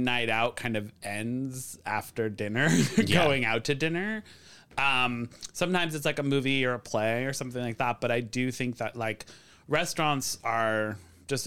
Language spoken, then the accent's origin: English; Waterbury, Connecticut, United States; I grew up in Waterbury, Connecticut